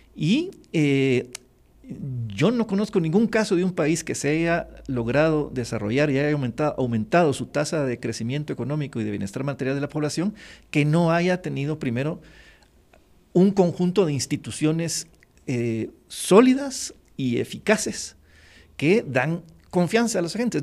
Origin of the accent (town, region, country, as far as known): Guatemala